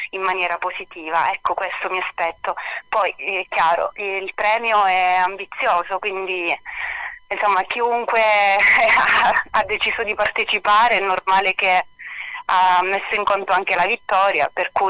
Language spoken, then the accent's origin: Italian; Castellana Sicula, Sicily, Italy; Io sono della provincia di Palermo, un paesino che si chiama Castellana Sicula ed è ah. sulle catene montuose praticamente delle Madonie, Madonie, in Sicilia.